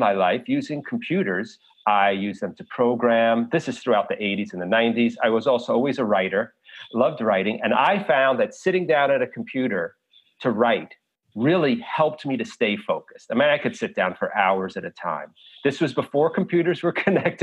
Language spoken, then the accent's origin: English; New York City, New York, United States; I grew up in New York City